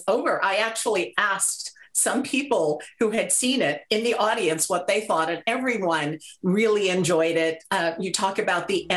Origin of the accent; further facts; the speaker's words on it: New York, United States; I am from New York. I am of Puerto Rican background and obviously mixed race myself